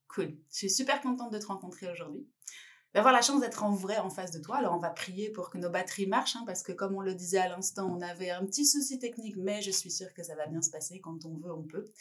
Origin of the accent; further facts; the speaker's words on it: France; en tant que Française